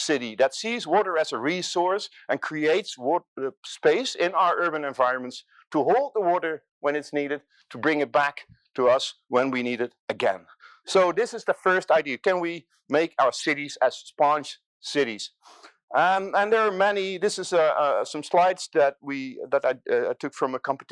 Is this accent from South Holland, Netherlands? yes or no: yes; Rotterdam, South Holland, Netherlands; Now, I'm coming from Rotterdam. This is my city, this is my delta city